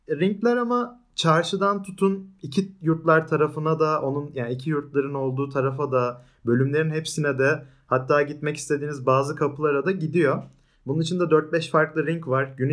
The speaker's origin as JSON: {"language": "Turkish", "region": "Istanbul", "country": "Turkey", "tie": "born or raised there", "lives_now": "Ankara, Turkey", "said": "Yani ben doğma büyüme İstanbulluyum. O yüzden hala sevemedim Ankara'yı."}